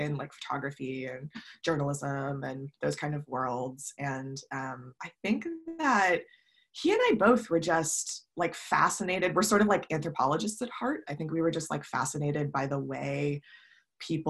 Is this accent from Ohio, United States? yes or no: yes; Ohio, United States; also born or lived in New York / Chicago; now in San Francisco, United States; I grew up in Ohio